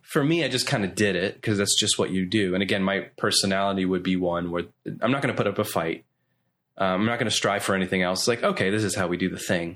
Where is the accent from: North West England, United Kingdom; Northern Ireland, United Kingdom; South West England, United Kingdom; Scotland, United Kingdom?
Northern Ireland, United Kingdom; Belfast; also born or lived in Coleraine, Northern Ireland / Nashville; now in Orlando, United States; when I was three, we moved to Belfast, which is the capital of Northern Ireland.